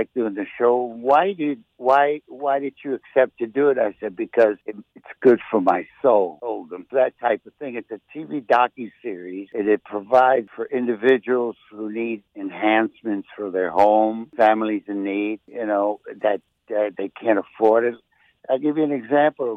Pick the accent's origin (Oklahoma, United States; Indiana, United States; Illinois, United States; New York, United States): New York, United States; New York City; I grew up in Spanish Harlem